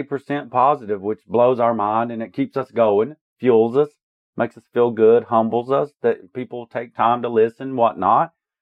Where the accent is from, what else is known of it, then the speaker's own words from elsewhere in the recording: Shelby, North Carolina, United States; I am from Shell Town, bitch. Meet me down in West Shelby. I used to run around down there.